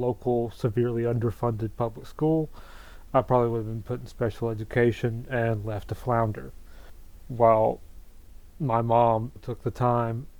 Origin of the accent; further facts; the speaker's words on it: the rural South, United States; I grew up in the rural South, deep in evangelical and dominionist culture